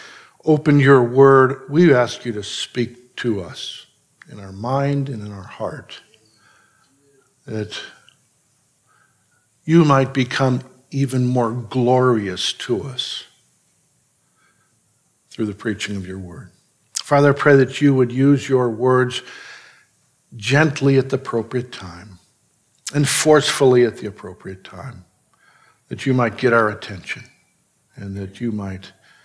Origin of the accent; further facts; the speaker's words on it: Chicago, Illinois, United States; growing up in Chicago, having an extended family in Chicago